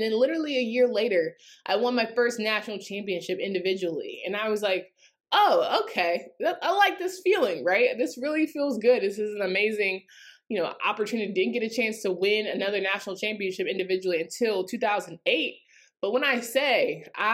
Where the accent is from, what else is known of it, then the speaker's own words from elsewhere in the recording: North Carolina, United States; growing up in North Carolina